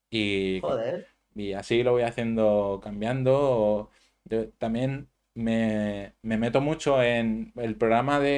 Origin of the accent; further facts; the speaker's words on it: Manacor, Balearic Islands, Spain; Yo soy de Manacor.